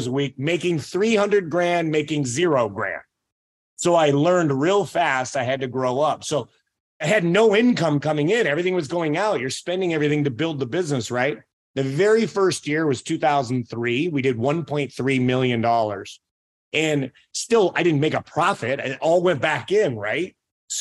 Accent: Aledo, Illinois, United States; I grew up in Aledo, Illinois

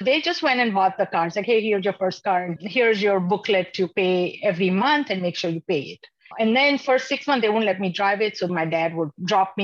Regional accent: Dallas, Texas, United States; also born or lived in India; I've done my high school and college in DFW Metroplex

